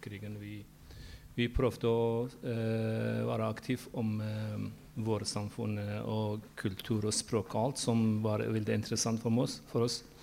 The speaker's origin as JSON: {"language": "Norwegian", "country": "Iran", "second_language": "Norwegian", "moved": "as an adult", "lives_now": "Norway", "said": "jeg flyttet fra Iran da var jeg 20 år gammel"}